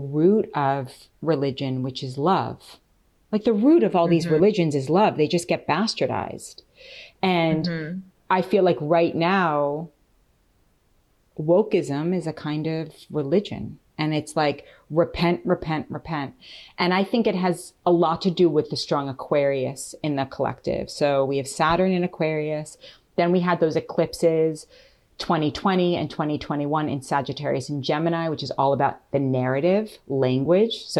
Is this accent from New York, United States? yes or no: yes; New York City, New York, United States; moved away as an adult; also born or lived in New Zealand; growing up in New York City